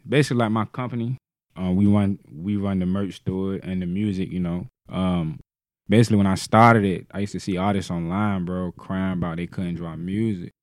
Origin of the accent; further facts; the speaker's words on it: Norfolk, Virginia, United States; I'm from Grandy Park